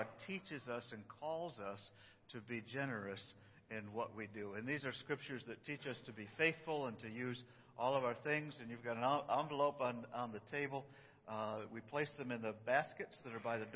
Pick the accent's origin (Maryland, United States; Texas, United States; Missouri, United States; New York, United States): New York, United States; I'm from New York